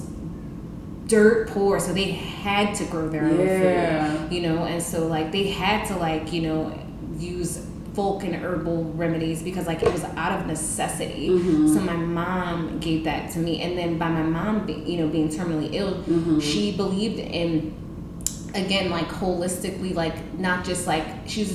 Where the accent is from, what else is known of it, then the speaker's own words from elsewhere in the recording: New Orleans, Louisiana, United States; I'm from here, but I grew up in New Orleans East